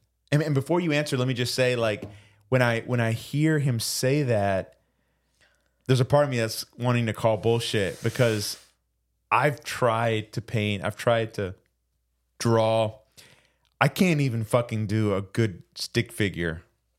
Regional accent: Puerto Rico; We're from Puerto Rico.

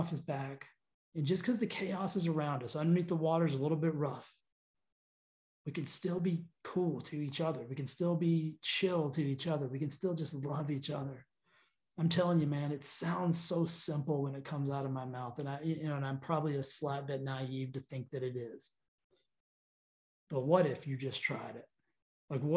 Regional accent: United States; We're American

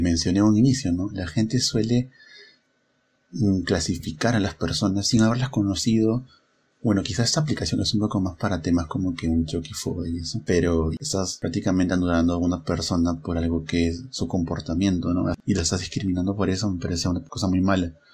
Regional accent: Huacho, Lima, Peru; yo soy de Huacho

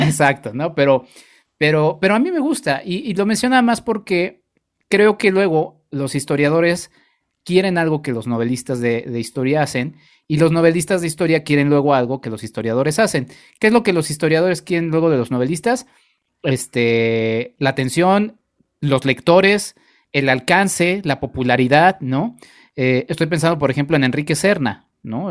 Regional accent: Mexico; nosotros como mexicanos

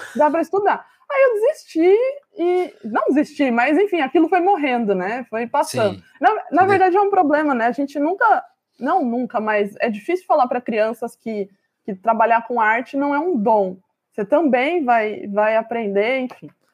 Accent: Campinas, São Paulo, Brazil; Campinas é a cidade onde eu nasci

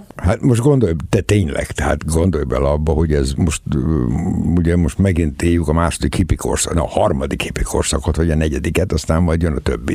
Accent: Debrecen, Hajdú-Bihar, Hungary; átmentek Debrecenbe, és hát én ott születtem.

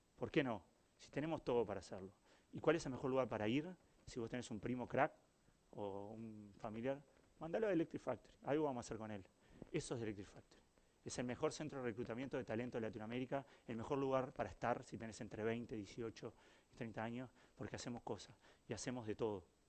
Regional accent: Uruguay; soy Uruguay

